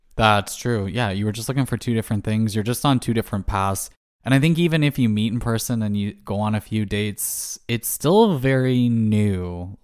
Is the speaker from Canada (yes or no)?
yes; Canada; as a Canadian